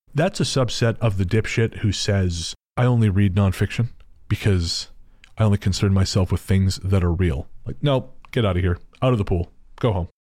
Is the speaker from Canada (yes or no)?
yes; Canada